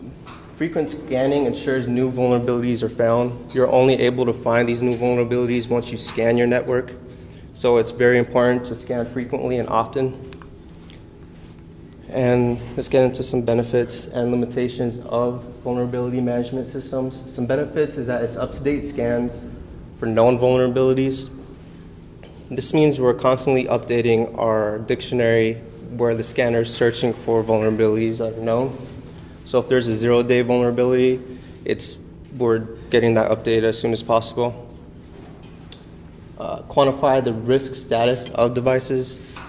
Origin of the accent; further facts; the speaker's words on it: Tucson, Arizona, United States; I came from Tucson, Arizona.